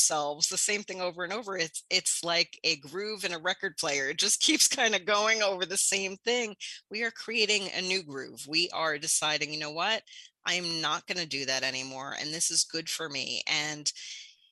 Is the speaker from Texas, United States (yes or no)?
no; New York City, New York, United States; I grew up in New York City, saw addiction firsthand